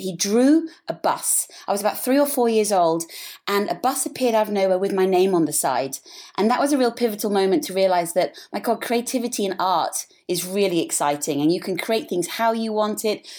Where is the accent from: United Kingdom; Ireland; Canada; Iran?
United Kingdom; England; moved away as an adult; also born or lived in Africa / Switzerland; now in Sydney, Australia; I was born in Africa, and when I was three, I moved back to England